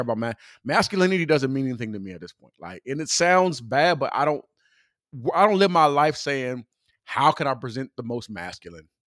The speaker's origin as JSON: {"language": "English", "region": "California", "country": "United States", "said": "I'm from California"}